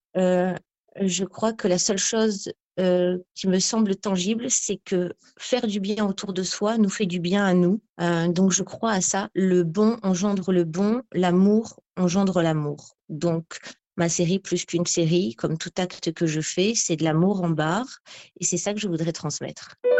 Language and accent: French; Ramatuelle, Provence-Alpes-Côte d'Azur, France; je suis née quasi à Ramatuelle en août 80.